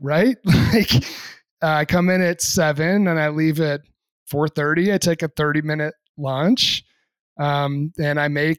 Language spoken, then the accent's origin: English; New England, United States; I'm a country kid myself. Yeah, granted, I'm from New England, but there's plenty of country out there too. I was from the middle of nowhere and very blue collar.